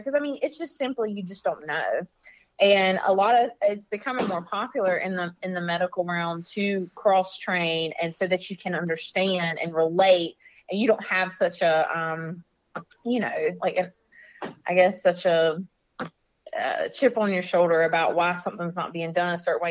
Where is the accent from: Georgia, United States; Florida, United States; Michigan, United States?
Florida, United States; I'm from Florida.